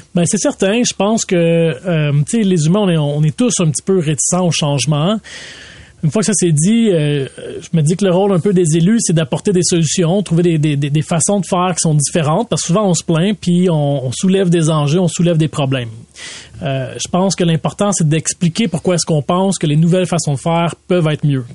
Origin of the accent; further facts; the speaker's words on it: Laval, Quebec, Canada; j'ai grandi à Vimont.